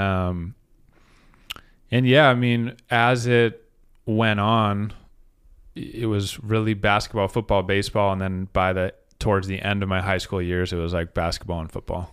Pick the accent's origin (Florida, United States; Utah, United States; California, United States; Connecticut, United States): Utah, United States; Salt Lake City; moved away as an adult; also born or lived in New Jersey / Portland, Oregon; now in Spokane, United States; I grew up in Salt Lake